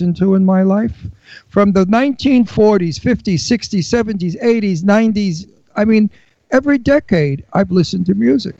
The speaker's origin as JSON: {"language": "English", "town": "New York City", "region": "New York", "country": "United States", "also_born_or_lived": "Florida", "moved": "yes", "lives_now": "Pennsylvania, United States", "said": "I'm from Brooklyn, New York"}